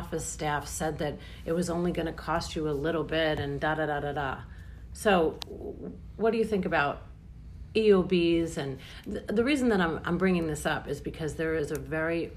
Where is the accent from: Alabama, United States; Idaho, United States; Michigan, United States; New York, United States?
New York, United States; I'm from New York.